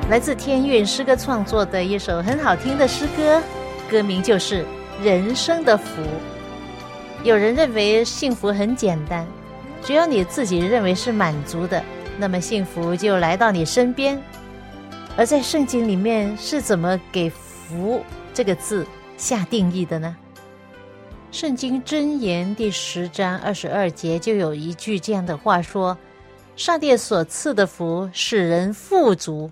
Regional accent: Hong Kong; now in Seattle area, United States; 罗医生跟我一样也是香港人，所以我们都讲广东话

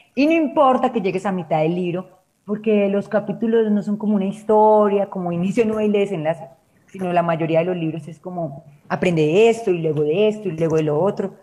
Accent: Colombia; aquí en Colombia decimos

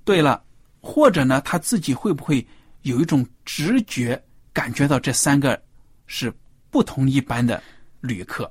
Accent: China; 对我们中国人来说，可以说是非常陌生的一个礼节

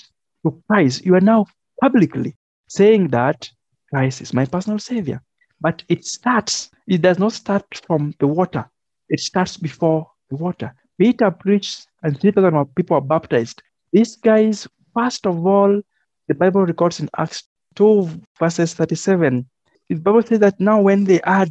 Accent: Kenya; I am a Kenyan

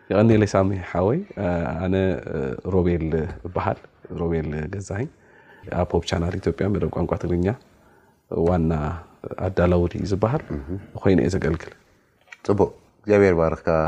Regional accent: Asmara, Maekel, Eritrea; ኣነን ምዕባይ ሓወይን ኣብ ስመራኢና ተወሊድና

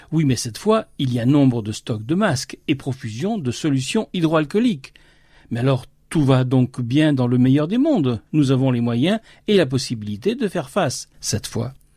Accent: France; ici, chez nous, en France

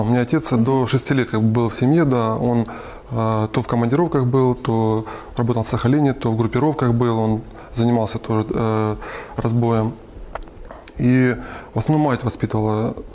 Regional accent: Lysychansk, Luhansk Oblast, Ukraine; now in Khimki, Russia; А, я родом из Украины, а, Луганская область, город Лисичанск.

